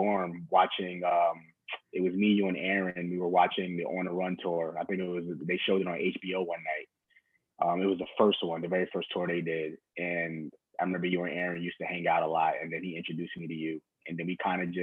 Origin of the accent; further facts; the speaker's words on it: Mount Vernon, New York, United States; also born or lived in New Rochelle, New York; I am from Westchester, New York, New Rochelle. I guess you say born in New Rochelle, was raised in Mount Vernon, New York.